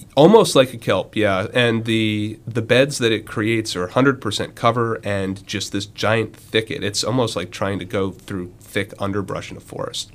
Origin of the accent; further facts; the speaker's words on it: Western North Carolina, United States; moved away; I'm from uh, Western North Carolina, very far from the ocean